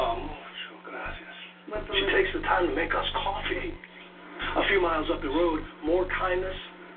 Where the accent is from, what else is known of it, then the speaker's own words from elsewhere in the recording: United States; As an American